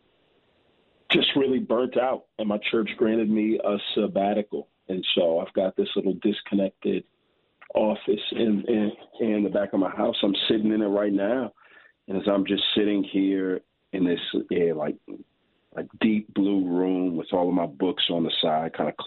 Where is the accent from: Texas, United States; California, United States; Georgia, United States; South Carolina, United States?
Texas, United States; Houston; I grew up in Houston, but right before college, my parents are from Nigeria